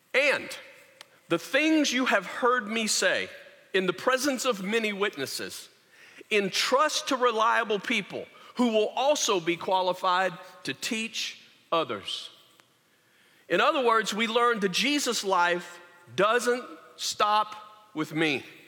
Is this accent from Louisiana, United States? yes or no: yes; Louisiana, United States; I said, Louisiana